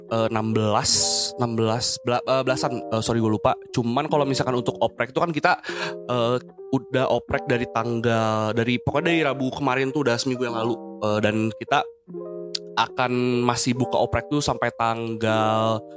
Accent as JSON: {"language": "Indonesian", "town": "Bandung", "region": "West Java", "country": "Indonesia", "said": "Uh, kebetulan gue orang asli Bandung."}